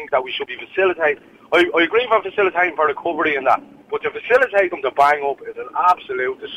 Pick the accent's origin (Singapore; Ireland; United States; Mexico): Ireland; Dublin, Leinster; I'm, I'm from the Dublin Nine area